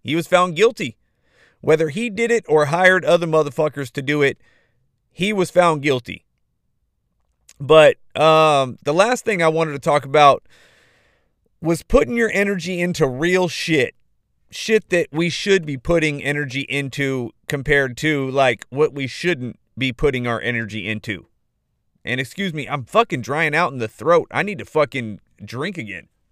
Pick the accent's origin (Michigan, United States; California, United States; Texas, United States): California, United States; Modesto; my hometown, dude. Modesto, California